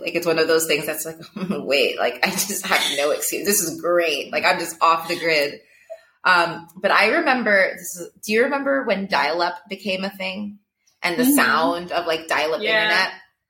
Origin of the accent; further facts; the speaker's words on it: Ethiopia; I think because I grew up in Ethiopia, like I, for my age and for a lot of my peers, I got into the digital space a little later